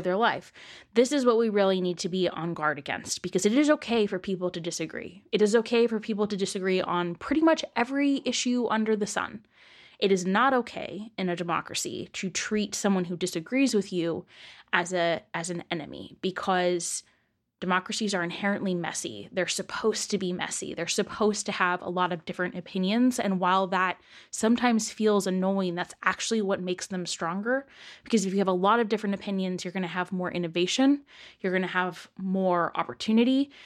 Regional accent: east of San Francisco, California, United States; moved away; I am from east of San Francisco

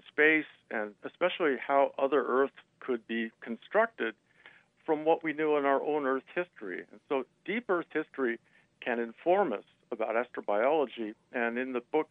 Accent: Seattle, Washington, United States; I grew up in Seattle.

